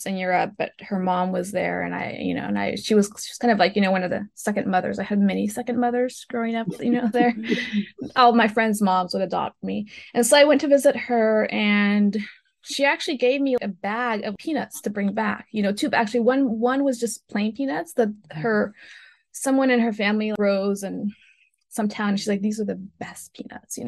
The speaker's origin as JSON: {"language": "English", "region": "Loja", "country": "Ecuador", "tie": "born or raised there", "moved": "yes", "said": "my hometown Loja"}